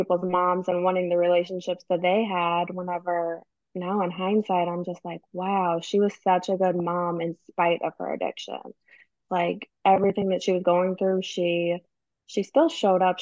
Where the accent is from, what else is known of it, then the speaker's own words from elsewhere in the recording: St. Louis, Missouri, United States; also born or lived in Southern Illinois; We're originally from St. Louis, so we have a place in St. Louis and then a place in Southern Illinois